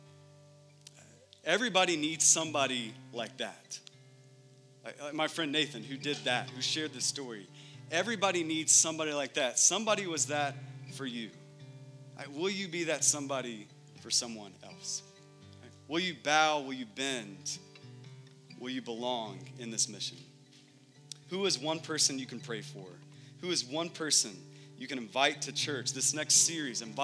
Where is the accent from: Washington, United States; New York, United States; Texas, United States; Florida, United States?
Texas, United States; moved away as an adult; now in Phoenix, United States; my family and I, we're from Texas